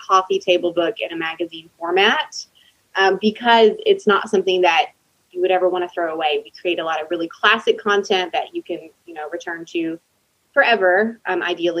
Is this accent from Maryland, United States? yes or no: no; Texas, United States; moved away as an adult; now in Nashville area, United States; I'm from Texas, but moved here about 7-8 years ago.